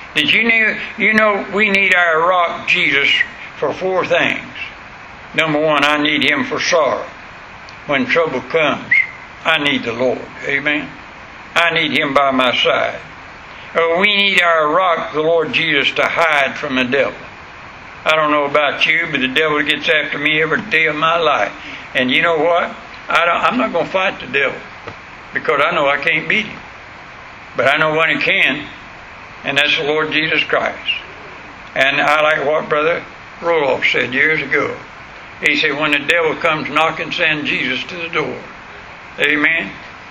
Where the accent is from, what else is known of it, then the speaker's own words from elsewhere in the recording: United States; I'm American